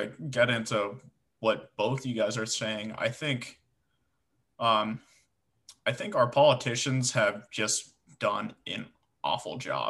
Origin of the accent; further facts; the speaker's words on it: San Francisco Bay Area, California, United States; I'm from California, like San Francisco Bay, right?